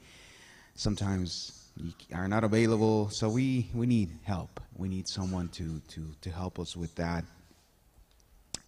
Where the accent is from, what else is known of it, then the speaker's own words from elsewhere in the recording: El Salvador; now in Halifax; I'm originally from El Salvador, Central America